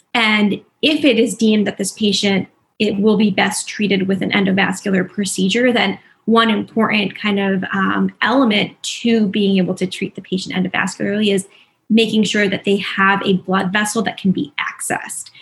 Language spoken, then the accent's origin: English; New Jersey, United States; moved away as an adult; now in Philadelphia, United States; I'm originally from New Jersey, but um, have been living in Philadelphia for the past five years